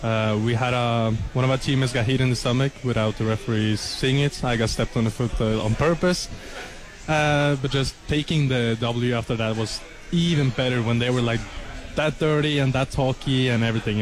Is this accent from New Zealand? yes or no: no; Skien, Vestfold, Norway; moved away as an adult; now in Lubbock, United States; I'm from Norway, from a small city called Skien.